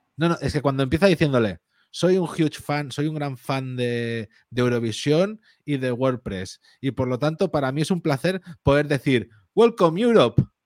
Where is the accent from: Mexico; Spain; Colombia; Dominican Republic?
Spain; es algo que tenemos mucho los españoles